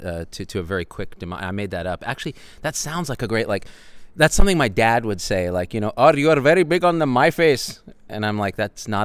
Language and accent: English; Clovis, California, United States; I grew up in Clovis, California